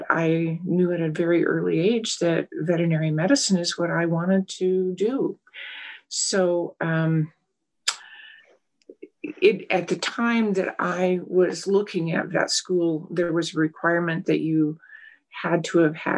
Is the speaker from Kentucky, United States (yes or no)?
no; western Colorado, United States; I had opened my own solo practice in my hometown doing strictly small animals